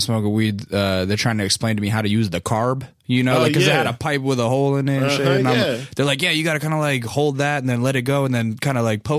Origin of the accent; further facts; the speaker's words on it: Alaska, United States; also born or lived in St. Louis; now in Los Angeles, United States; I grew up in Alaska.